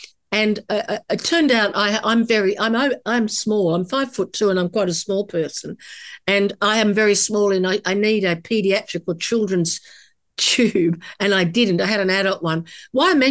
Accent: Australia; As an Australian woman

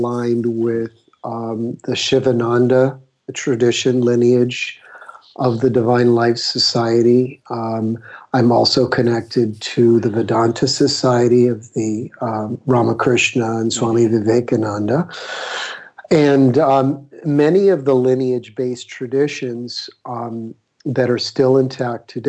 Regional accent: Miami, Florida, United States; moved away as an adult; now in California, United States; I grew up in Florida. I was raised in Miami

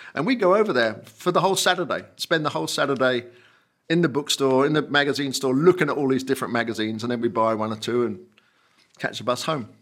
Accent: Kent, South East England, United Kingdom; also born or lived in Northampton, England; when I was three, my parents moved to Kent, and I went a couple of years later

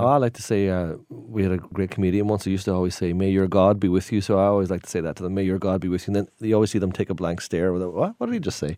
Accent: Donegal, Ulster, Ireland; accent: Donegal; in Donegal, where I'm from, it's very famous for its potatoes

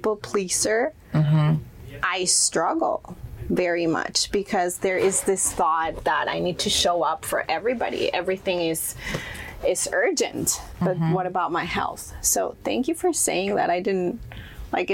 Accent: Monterrey, Nuevo León, Mexico; first language Spanish; English is a second language; moved away as an adult; now in United States; I was born and raised in Monterrey, Mexico, and I started modeling when I was around 16 years old.

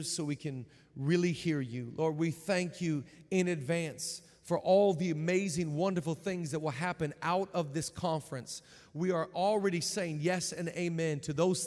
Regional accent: Seattle, Washington, United States; I'm from Seattle

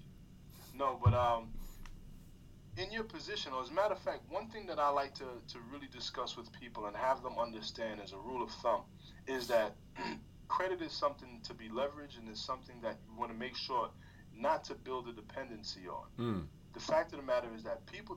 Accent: New York, United States; moved away; also born or lived in California; I'm from New York and, you know, I lived in California

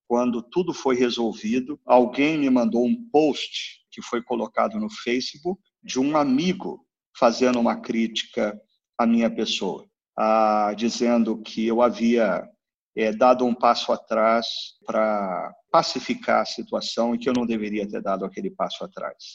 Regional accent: Brazil

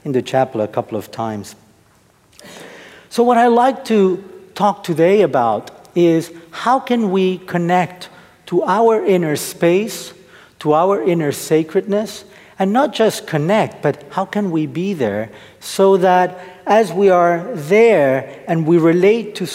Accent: Argentina; now in United States; I'm originally from Argentina.

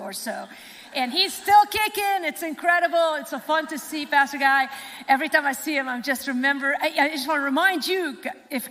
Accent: Lebanon; moved away; my home country, Lebanon

